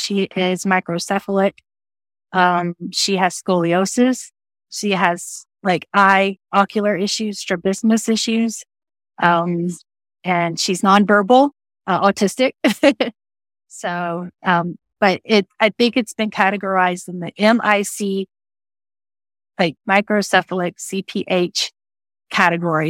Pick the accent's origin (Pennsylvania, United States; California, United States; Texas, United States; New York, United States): Texas, United States; I am from Texas. Been there all my life